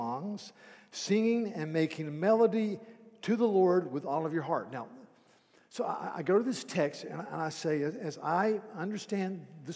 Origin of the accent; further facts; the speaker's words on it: United States; I'm an American.